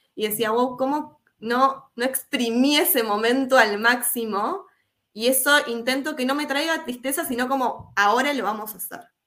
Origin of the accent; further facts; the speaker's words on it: Uruguay; soy uruguaya, Hoy me encuentro en Uruguay.